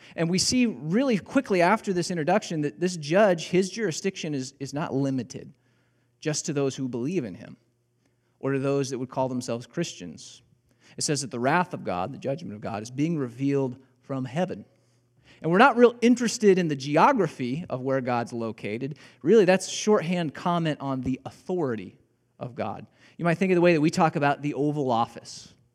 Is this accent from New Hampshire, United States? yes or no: no; Illinois, United States; moved away as an adult; also born or lived in Joplin, Missouri; I grew up in Illinois. I learned how to drive in Illinois